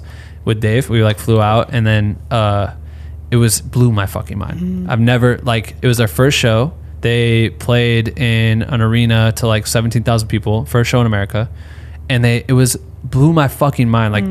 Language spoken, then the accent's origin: English; Iowa, United States; I'm from Iowa